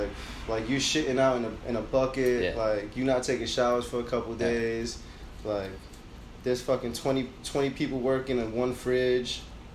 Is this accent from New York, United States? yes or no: yes; New York, United States; moved away as an adult; now in California, United States; I'm a New Yorker through and through